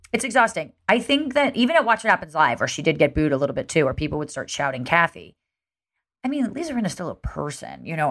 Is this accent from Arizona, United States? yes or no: no; New Jersey, United States; I'm from Jersey